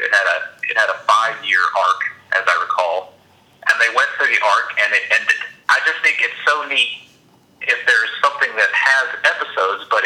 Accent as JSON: {"language": "English", "region": "Alabama", "country": "United States", "said": "I'm from Alabama"}